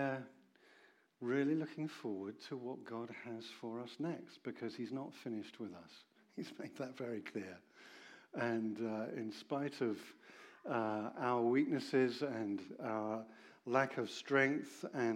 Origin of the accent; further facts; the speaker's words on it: Oxford, South East England, United Kingdom; I come from Oxford